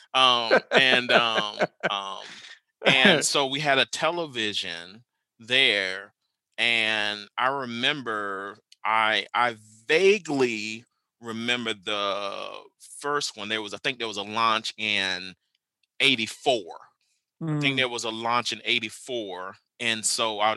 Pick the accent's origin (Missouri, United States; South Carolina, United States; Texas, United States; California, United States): South Carolina, United States; Lake City; now in Stillwater, United States; I am originally from Lake City, South Carolina